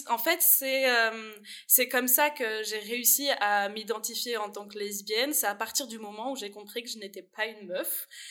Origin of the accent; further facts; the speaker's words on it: France; now in Liège, Belgium; je viens de France et ma famille est en France.